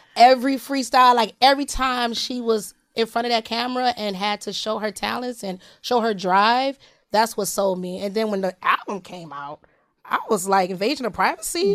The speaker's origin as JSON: {"language": "English", "town": "Detroit", "region": "Michigan", "country": "United States", "said": "I'm from Detroit"}